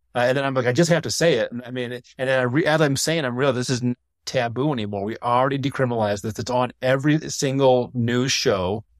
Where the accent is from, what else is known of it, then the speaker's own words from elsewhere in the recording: Ann Arbor, Michigan, United States; I grew up in Ann Arbor